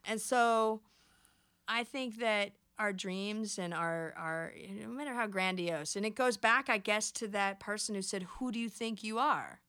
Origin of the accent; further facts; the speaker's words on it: United States; I'm American